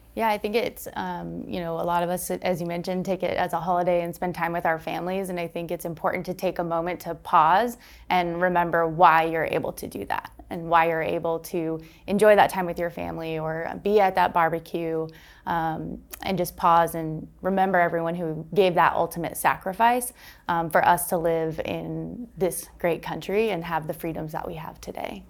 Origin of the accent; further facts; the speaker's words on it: Maine, United States; moved away as an adult; also born or lived in Texas; now in Arkansas, United States; I grew up in Maine, so I started there, um, after college moved to Texas, and then now I serve here in Arkansas